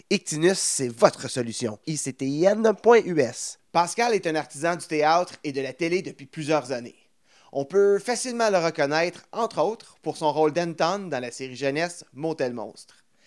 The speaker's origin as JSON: {"language": "French", "area": "near Plantagenet", "region": "Ontario", "country": "Canada", "tie": "born or raised there", "said": "j'ai grandi dans Fontaines-Rien. j'étais à l'école mm-hmm. secondaire de Plantagenet"}